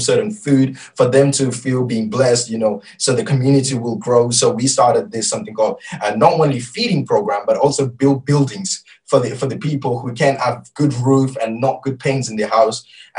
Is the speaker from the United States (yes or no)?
no; Malaysia; first language Malay; English is a second language; And Pastor, I don't even know how to read it because I'm Malaysian. And I raised in reading and learning Malaysian language, but not Tamil, so I don't know, Pastor.